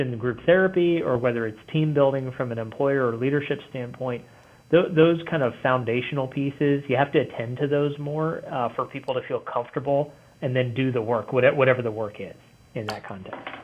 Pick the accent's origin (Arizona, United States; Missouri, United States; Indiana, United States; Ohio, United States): Ohio, United States; Cincinnati; moved away as an adult; now in northern Kentucky, United States; we live in northern Kentucky now, but uh, yeah, I grew up in Cincinnati